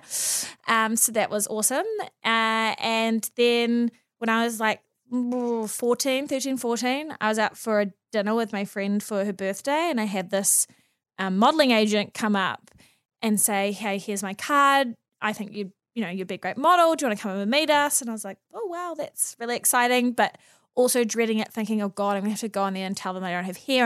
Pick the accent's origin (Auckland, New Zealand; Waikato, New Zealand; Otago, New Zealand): Auckland, New Zealand; also born or lived in Mount Maunganui; I've born and bred here